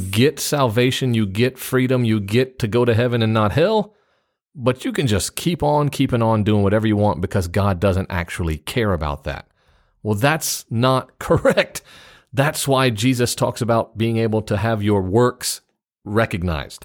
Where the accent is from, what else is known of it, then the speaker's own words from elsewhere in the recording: United States; It's real easy as an American to stick out in Japan